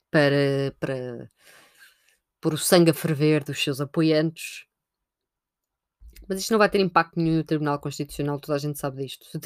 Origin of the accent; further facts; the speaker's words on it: Portugal; enquanto portugueses